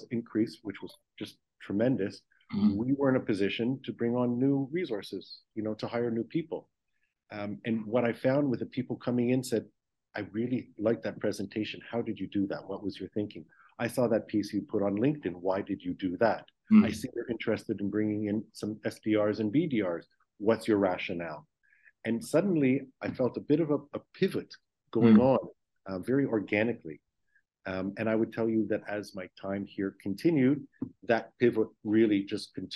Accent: Toronto, Ontario, Canada; moved away as an adult; now in Israel; I'm born and raised in Toronto, Canada

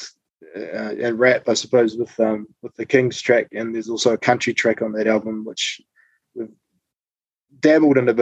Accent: Papamoa, Bay of Plenty, New Zealand; where myself and Ada are from, which is a place called Papamoa.

